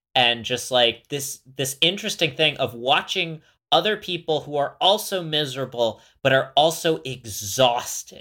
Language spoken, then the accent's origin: English; West Coast of Florida, United States; moved away as an adult; also born or lived in Montana; I'm from the West Coast of Florida.